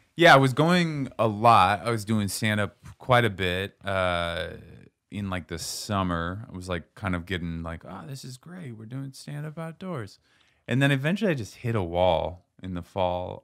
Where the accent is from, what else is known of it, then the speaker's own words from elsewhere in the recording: Seattle, Washington, United States; moved away; I'm from Seattle. We had alleys.